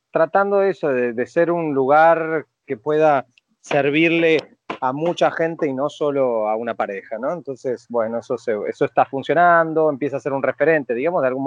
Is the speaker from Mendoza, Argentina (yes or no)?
yes; Mendoza, Argentina; now in Paris, France; yo soy mendocino